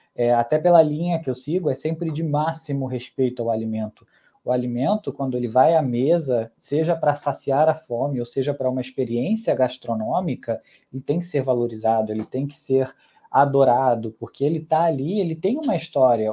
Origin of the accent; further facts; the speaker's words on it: Brazil; also born or lived in Mexico; eu cresci aqui no Brasil